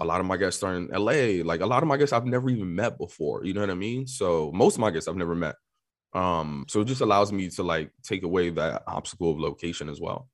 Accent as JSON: {"language": "English", "town": "New York City", "region": "New York", "country": "United States", "tie": "born or raised there", "said": "born and raised in New York City"}